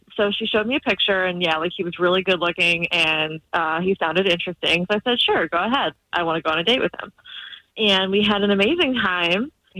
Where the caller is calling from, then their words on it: Lake Nona, Florida, United States; Lake Nona.